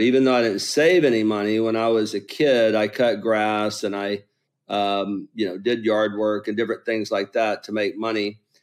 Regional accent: Lower Alabama, United States; I'm from Lower Alabama

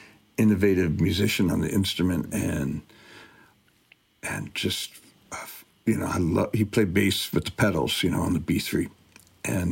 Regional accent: Detroit, Michigan, United States; I'm from Detroit

